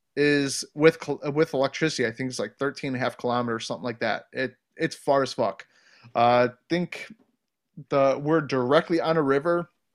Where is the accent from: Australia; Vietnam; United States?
United States; Ohio; moved away; where I grew up in Ohio, I grew up around a lot of wood, like, my entire childhood, childhood was in the woods